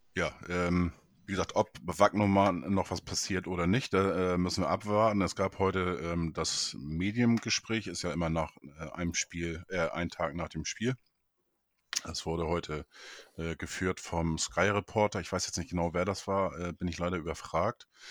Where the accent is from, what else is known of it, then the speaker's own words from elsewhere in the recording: Neustadt in Holstein, Schleswig-Holstein, Germany; in meine Geburtsstadt, Neustadt in Holstein